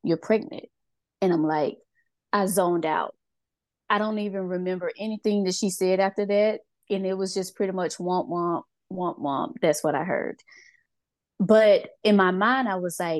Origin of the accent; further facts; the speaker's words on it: Mississippi, United States; moved away as an adult; now in Georgia, United States; I'm originally from Mississippi, but I live in Georgia. I have lived here for 17 years now